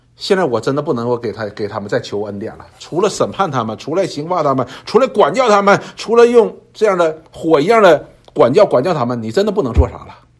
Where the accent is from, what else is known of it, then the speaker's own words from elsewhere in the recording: China; 我们中国人